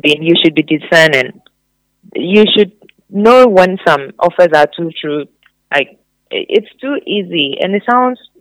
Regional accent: Ghana; we Ghanaians do, we're a bit... easy on

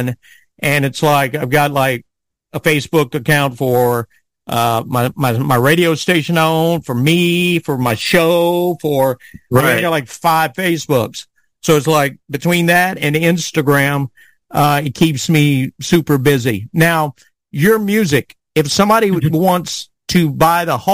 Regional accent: South Louisiana, United States; I grew up in South Louisiana

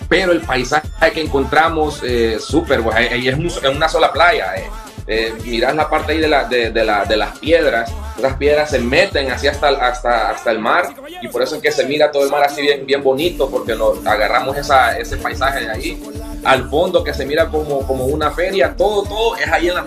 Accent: Honduras; ya como catrachos

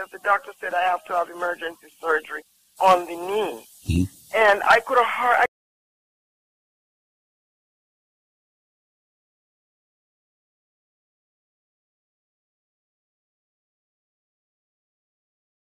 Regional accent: Jamaica; I'm from Jamaica. Jamaica, and I honestly tell you, sometimes as a Jamaican

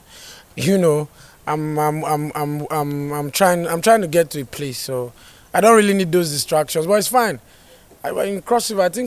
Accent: Nigeria; moved away as an adult; now in United States; I'm from Nigeria, I'm an Afrobeat artist

